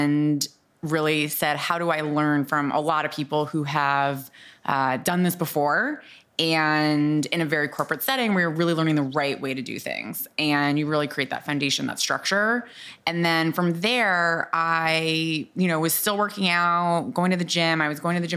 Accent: Boston, Massachusetts, United States; moved away as an adult; also born or lived in New Orleans; I grew up in Boston

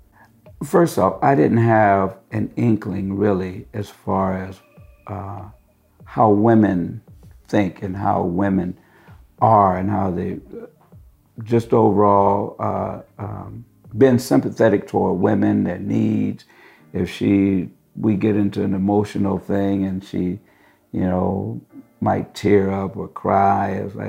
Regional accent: San Francisco, California, United States; I'm from San Francisco originally

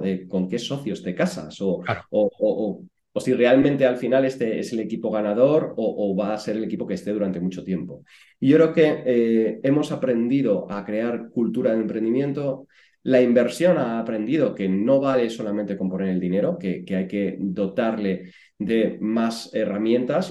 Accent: Puebla de la Calzada, Extremadura, Spain; moved away as an adult; also born or lived in Madrid; yo vengo de un pueblo pequeñito de, Badajoz que se llama Puebla de la Calzada y hasta los 18 años, pues yo estaba ahí en mi pueblo con, con mi familia

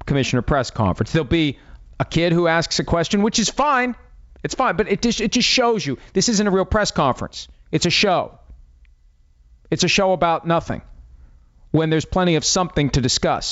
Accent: Wheeling, West Virginia, United States; moved away; my hometown, Capitol Music Hall, Wheeling, West Virginia

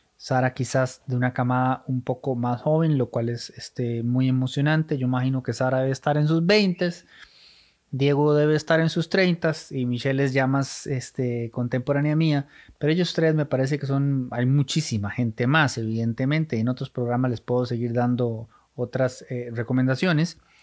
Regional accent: Costa Rica; somos ticos

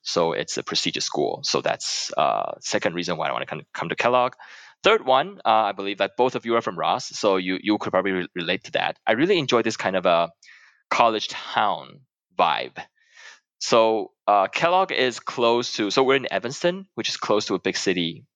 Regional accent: Taiwan; moved away as an adult; I come from Taiwan

